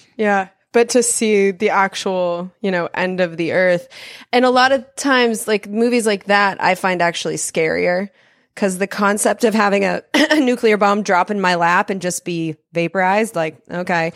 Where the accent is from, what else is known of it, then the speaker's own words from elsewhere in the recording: California, United States; also born or lived in Denver, Colorado; I'm a Californian is where mm-hmm. I was mm-hmm. raised from the time I was six until like basically now